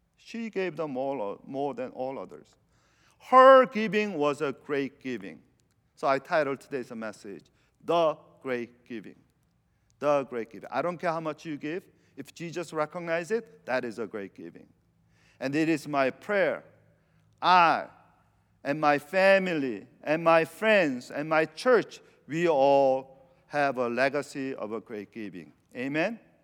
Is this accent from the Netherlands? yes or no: no; Venezuela; moved away; I'm from South America